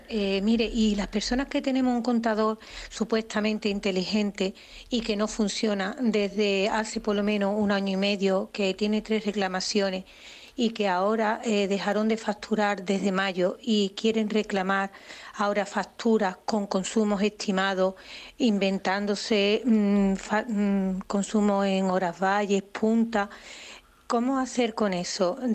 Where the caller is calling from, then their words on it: Seville, Andalusia, Spain; Buenos días, soy … de Sevilla.